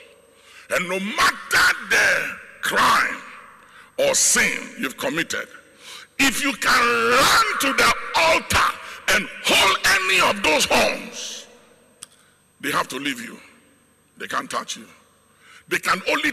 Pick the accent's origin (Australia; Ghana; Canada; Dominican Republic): Ghana; As a Ghanaian, it is who we are